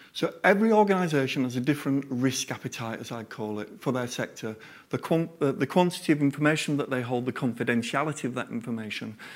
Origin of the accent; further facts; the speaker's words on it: Yorkshire and the Humber, United Kingdom; I'm a Yorkshireman